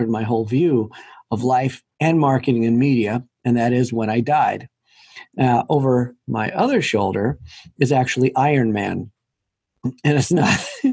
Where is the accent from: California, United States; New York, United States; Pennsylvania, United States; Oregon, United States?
Oregon, United States; Portland; I grew up in Portland, Oregon, where I am right now.